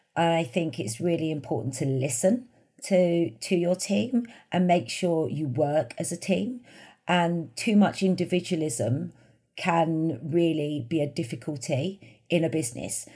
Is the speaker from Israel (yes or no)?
no; London, United Kingdom; I grew up in the East End of London, in Bethnal Green.